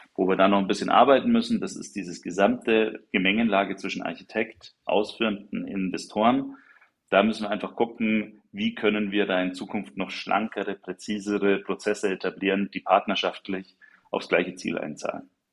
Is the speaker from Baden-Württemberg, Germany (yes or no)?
no; Nuremberg, Bavaria, Germany; für mich als gebürtigen Nürnberger bleibt, ist und bleibt Nürnberg natürlich die schönste Stadt der Welt